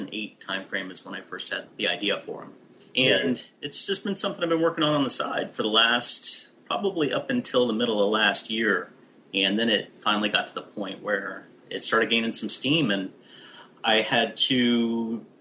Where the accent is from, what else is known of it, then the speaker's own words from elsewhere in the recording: United States; I'm American